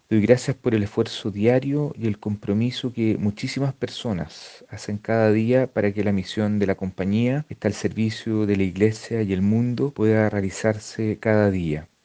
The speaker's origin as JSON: {"language": "Spanish", "town": "Santiago", "region": "Santiago Metropolitan Region", "country": "Chile", "tie": "born or raised there", "said": "yo nací en Santiago de Chile el 7 de diciembre de 1973"}